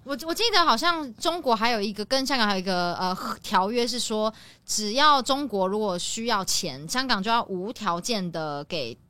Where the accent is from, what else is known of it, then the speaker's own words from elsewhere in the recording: Taiwan; 作为台湾人